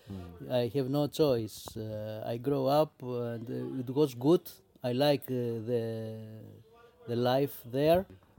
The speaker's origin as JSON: {"language": "English", "town": "Athens", "region": "Attica", "country": "Greece", "tie": "born or raised there", "second_language": "English", "lives_now": "Crete, Greece", "said": "mother is from a village near here. So this is my place. I grew up in Athens because my family moved before many, many years ago."}